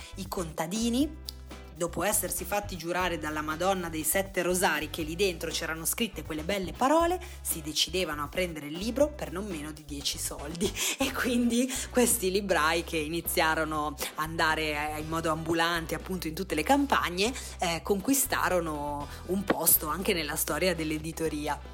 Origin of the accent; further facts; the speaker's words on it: Lunigiana, Tuscany, Italy; in Lunigiana, la, la mia terra